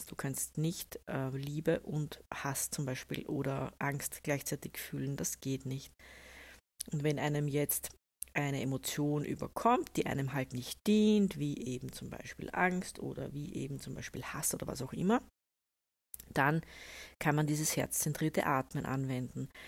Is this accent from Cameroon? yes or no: no; Austria; also ich bin ja eine Österreicherin, wir können das ja auch relativ gut, wir sagen dann Sudan.